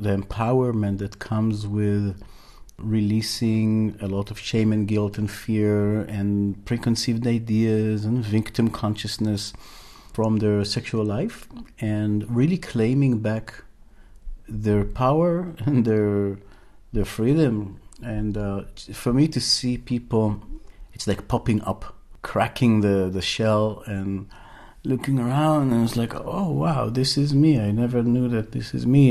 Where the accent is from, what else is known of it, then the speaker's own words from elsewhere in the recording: Israel; moved away as an adult; I was born in Israel and um, raised there, but today I'm traveling around this beautiful planet